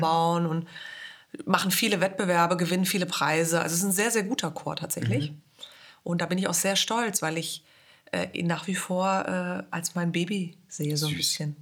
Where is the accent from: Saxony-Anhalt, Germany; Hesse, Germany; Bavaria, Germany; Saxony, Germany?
Hesse, Germany; first language German; moved away as an adult; also born or lived in Vienna, Austria; Ich bin in Hessen geboren und aufgewachsen